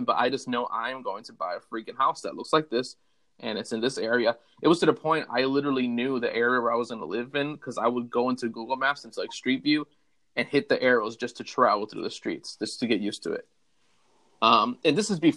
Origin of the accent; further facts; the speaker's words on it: Puerto Rico; moved away as an adult; also born or lived in Chicago, United States; now in Florida, United States; Moved to Puerto Rico when I was 4 years old and lived there till I was just turning 22 years old.